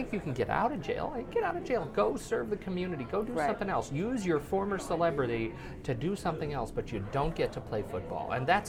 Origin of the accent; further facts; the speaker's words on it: Colorado, United States; Well, I'm from Colorado, I've got some Colorado love.